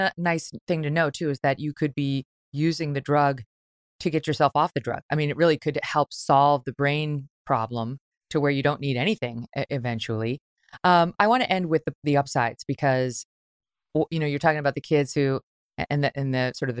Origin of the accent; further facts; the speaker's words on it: Ireland; I am, because I'm Irish.